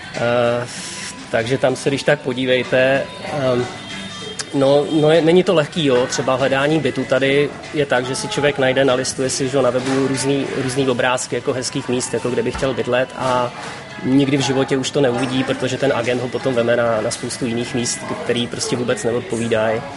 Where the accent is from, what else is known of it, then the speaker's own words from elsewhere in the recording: Czechia; moved away as an adult; now in Vietnam; my Češi